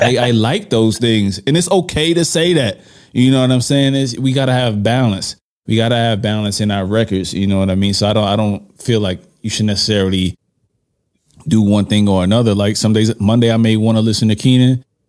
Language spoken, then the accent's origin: English; New York, United States; I'm from New York.